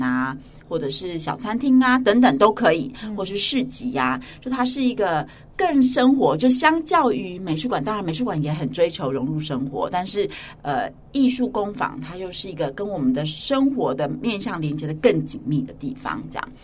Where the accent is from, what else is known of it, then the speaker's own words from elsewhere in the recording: Hualien County, Taiwan; moved away as an adult; now in New Taipei, Taiwan; 我从小就是在华联长大